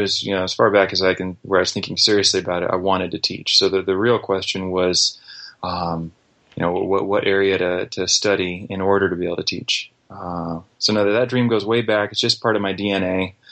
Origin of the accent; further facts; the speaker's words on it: Brazil; also born or lived in United States; I was raised in Brazil, first grade through 12th grade, aside from a year or two and on furlough in the States.